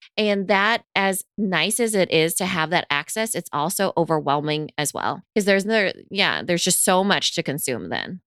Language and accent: English; United States; growing up in America